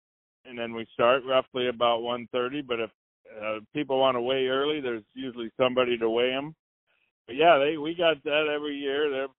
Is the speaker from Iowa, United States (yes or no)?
yes; Clinton, Iowa, United States; now in Guttenberg, United States; I come from Clinton, Iowa, and I fish tournaments down there. So when I moved up to Guttenberg, I talked to the locals